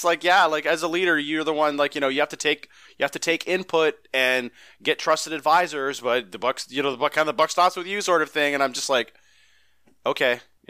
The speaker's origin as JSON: {"language": "English", "town": "Bronx", "region": "New York", "country": "United States", "tie": "born or raised there", "also_born_or_lived": "Brentwood", "said": "It's like I grew up in the Bronx, and we moved out of the Bronx when there was a shooting in the tenement houses that we were in, and we moved to Brentwood, Long Island, and Brentwood, Long Island was better."}